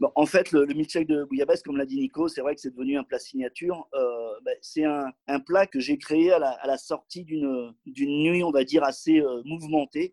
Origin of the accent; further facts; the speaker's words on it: Toulouse, Occitania, France; now in Marseille, France; je suis pas Marseillais d'origine, je suis Toulousain